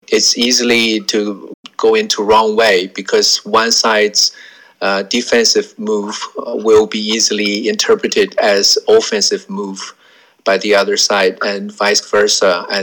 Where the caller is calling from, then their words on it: Australia; I uh, I'm speaking from